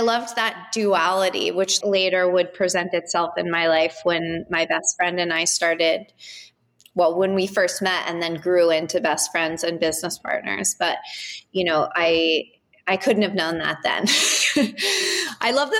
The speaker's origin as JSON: {"language": "English", "region": "Southern California", "country": "United States", "moved": "yes", "lives_now": "New York, United States", "said": "I'm from California. I'm from Southern California"}